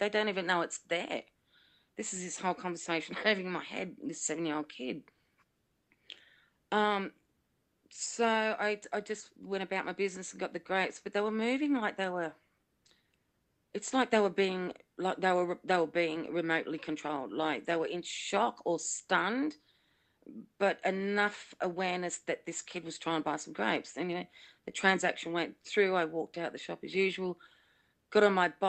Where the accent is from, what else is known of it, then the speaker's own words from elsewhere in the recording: Sydney, New South Wales, Australia; I grew up in Blacktown in Sydney